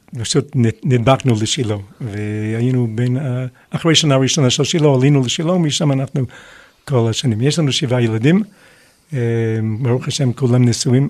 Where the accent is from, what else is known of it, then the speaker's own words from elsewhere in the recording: United States; moved away as an adult; now in Israel; אני נולדתי בארצות הברית, ולמד- ולמדתי בישיבת אוניברסיטה